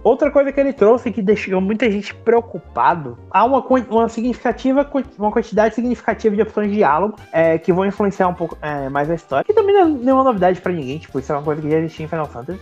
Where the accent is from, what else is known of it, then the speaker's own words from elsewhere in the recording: Brazil; como bons brasileiros